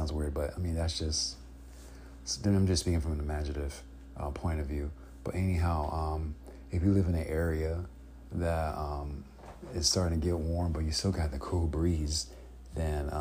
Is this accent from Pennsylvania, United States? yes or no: no; Chicago, Illinois, United States; now in California, United States; My family member and I, we were from Illinois, Chicago, Illinois